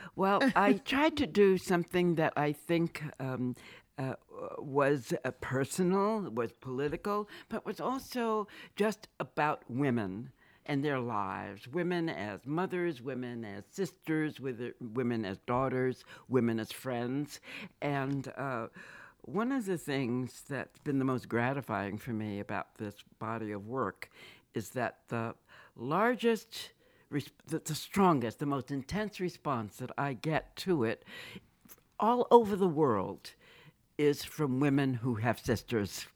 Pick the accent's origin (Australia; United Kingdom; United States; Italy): United States; Boston, Massachusetts; I was born and raised in Boston.